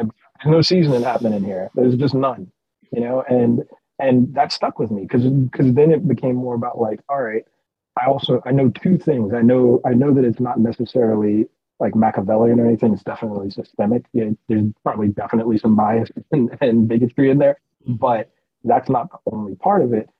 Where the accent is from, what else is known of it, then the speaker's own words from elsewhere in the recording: United States; I'm American